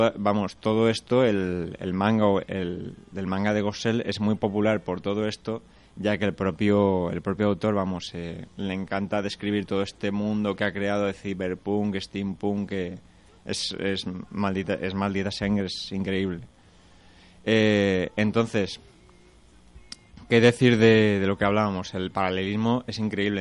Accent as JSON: {"language": "Spanish", "town": "Segorbe", "region": "Valencian Community", "country": "Spain", "said": "Yo soy de Segorbe"}